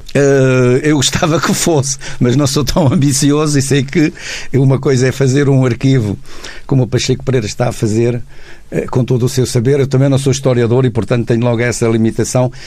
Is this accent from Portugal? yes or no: yes; Comenda, Alentejo, Portugal; moved away; 10 km da minha terra